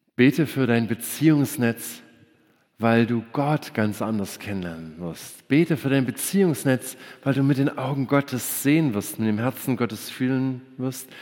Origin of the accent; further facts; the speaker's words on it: Germany; Wir Deutschen